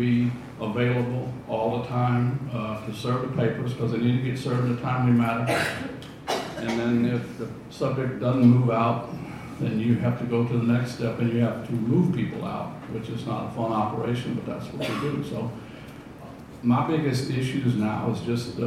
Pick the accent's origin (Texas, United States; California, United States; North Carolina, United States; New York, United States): Texas, United States; Fayette County; I'm born and raised in Fayette County